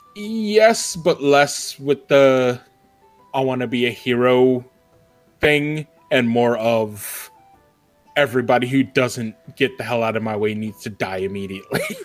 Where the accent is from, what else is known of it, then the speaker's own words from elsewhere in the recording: New York, United States; I'm a New Yorker